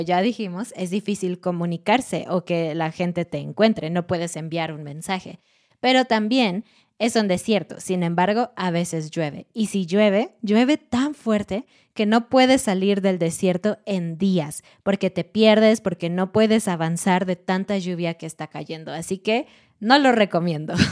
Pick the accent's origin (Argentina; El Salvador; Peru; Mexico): Mexico; moved away; Siendo mexicana y habiendo vivido en México por 27 años